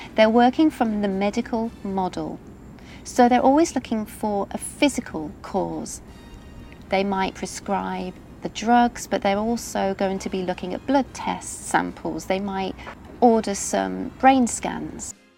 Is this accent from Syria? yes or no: no; Saudi Arabia; هنا عندنا بالسعودية